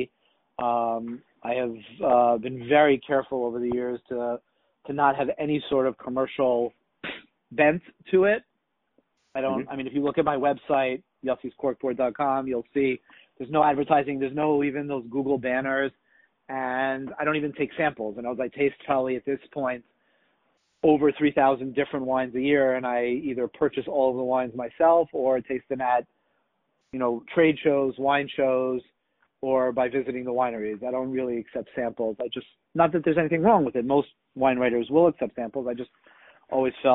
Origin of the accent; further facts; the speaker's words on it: Israel; also born or lived in Boston, Massachusetts, United States; my parents made Aliyah to Eretz Yisrael when I was a kid, when I was 8